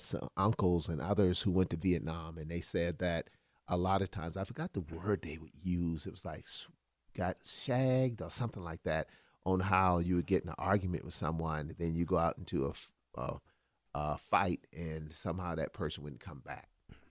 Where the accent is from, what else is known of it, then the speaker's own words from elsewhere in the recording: South Carolina, United States; because South Carolina is real good at this, and I came from South Carolina, trust me